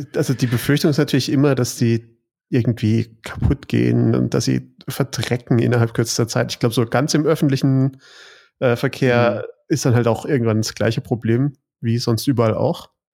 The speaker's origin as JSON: {"language": "German", "town": "Stuttgart", "region": "Baden-Württemberg", "country": "Germany", "said": "als Stuttgarter"}